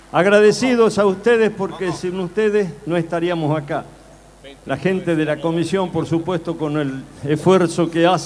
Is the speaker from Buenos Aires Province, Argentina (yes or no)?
yes; Bella Vista, Buenos Aires Province, Argentina; no soy tucumano, pero mal criado allá en Bellavista, en Buenos Aires, por allá anda la patota